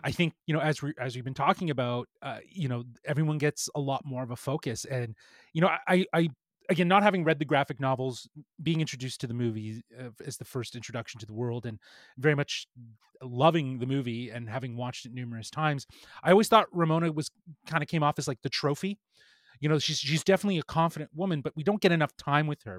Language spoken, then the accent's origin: English; Toronto, Ontario, Canada; we're from Toronto